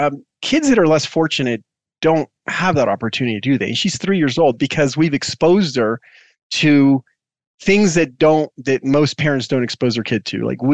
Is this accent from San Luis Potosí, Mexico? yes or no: no; Mexico City, Mexico; born there; me as a kid, I was born in Mexico because my dad was working abroad and all